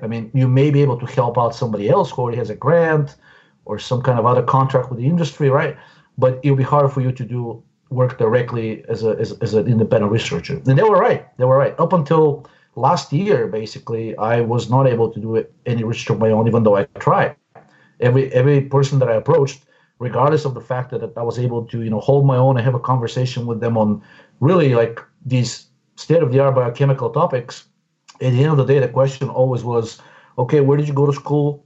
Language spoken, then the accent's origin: English; Bulgaria; moved away as an adult; now in Washington, D.C., United States; I came directly from Bulgaria in 1997